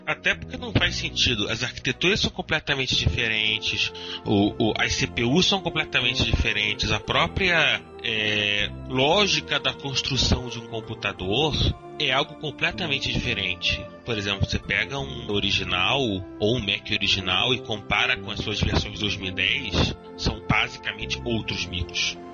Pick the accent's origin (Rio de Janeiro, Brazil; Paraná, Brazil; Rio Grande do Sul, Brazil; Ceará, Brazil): Rio de Janeiro, Brazil; accent: carioca